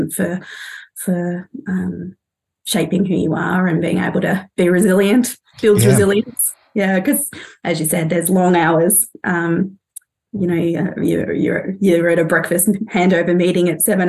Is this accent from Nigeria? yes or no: no; Australia; moved away as an adult; also born or lived in London; as an Australian